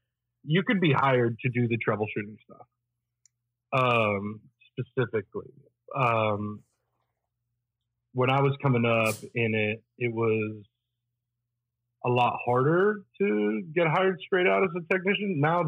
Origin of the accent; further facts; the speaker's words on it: northern Italy, Italy; Oh, I grew up in Northern Italy.